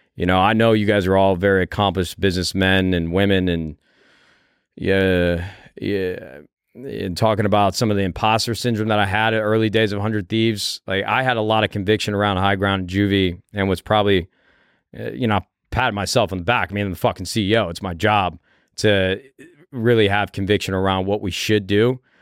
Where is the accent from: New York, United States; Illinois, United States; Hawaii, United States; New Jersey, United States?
Illinois, United States; Chicago; That's my hometown.